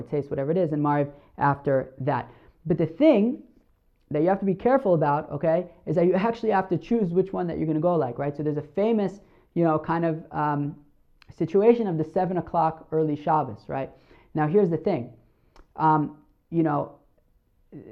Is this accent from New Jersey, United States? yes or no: yes; New Jersey, United States; moved away; where I grew up in New Jersey